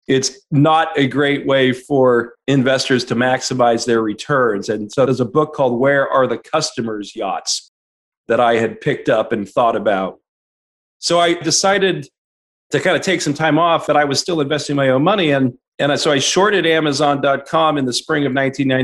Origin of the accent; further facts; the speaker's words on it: San Francisco Bay Area, California, United States; also born or lived in Arizona; I was born and raised here in the San Francisco Bay Area